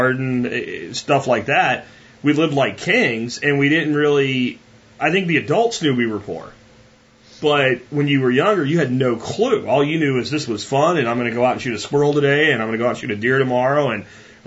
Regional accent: Pennsylvania, United States; now in Texas, United States; I live in Texas now, but I grew up in Pennsylvania

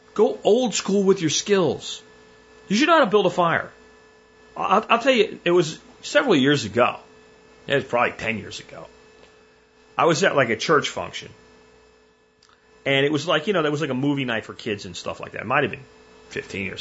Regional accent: Pennsylvania, United States; When I grew up in Pennsylvania

